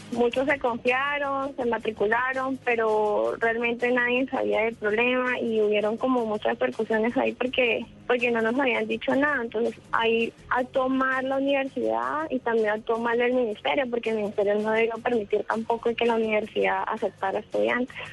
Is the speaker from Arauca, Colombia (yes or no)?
yes; Arauca, Colombia; moved away as an adult; now in Bogotá, Colombia; yo no soy de Bogotá, soy de Arauca